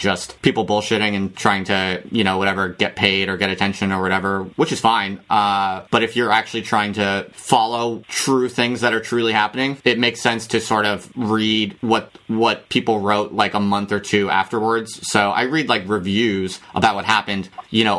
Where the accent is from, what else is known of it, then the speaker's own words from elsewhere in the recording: United States; moved away as an adult; also born or lived in Philadelphia; now in United Kingdom; I was born and raised in the United States, lived there all my life. I just moved to the UK to take up the job as an academic